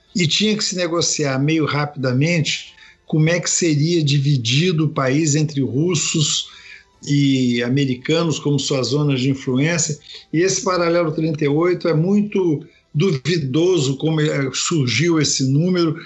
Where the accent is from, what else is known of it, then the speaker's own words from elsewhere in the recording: Brazil; nós que somos brasileiros